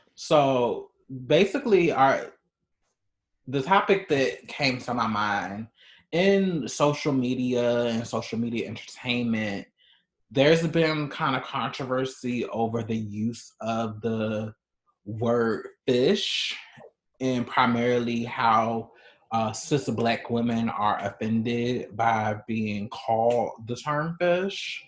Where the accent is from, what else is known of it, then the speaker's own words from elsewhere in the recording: Baltimore, Maryland, United States; now in Chicago, United States; I'm originally from Baltimore